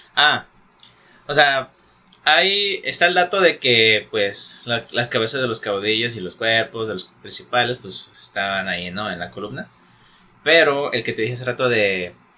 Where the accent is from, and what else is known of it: Mexico